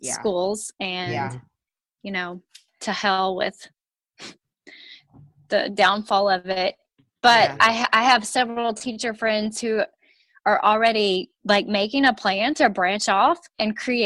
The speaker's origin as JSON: {"language": "English", "region": "Texas", "country": "United States", "said": "I'm from Texas"}